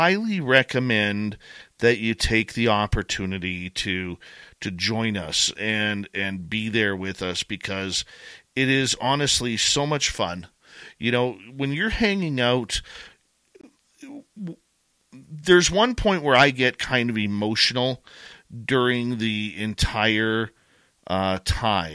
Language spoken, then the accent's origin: English; Canada; accent: Canadian; I am Canadian